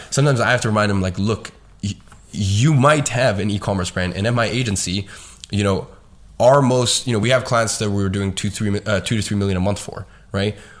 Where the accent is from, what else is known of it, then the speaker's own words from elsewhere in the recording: London, United Kingdom; I was going to private school and I was living in a good area in London